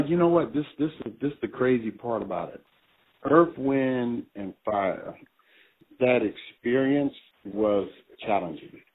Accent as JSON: {"language": "English", "town": "Cleveland", "region": "Ohio", "country": "United States", "said": "I'm from Cleveland, Ohio"}